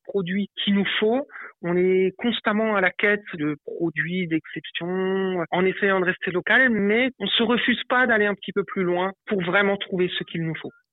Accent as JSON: {"language": "French", "town": "Avolsheim", "region": "Grand Est", "country": "France", "tie": "born or raised there", "said": "je suis originaire euh, d'Abolsheim, à côté de Molsheim"}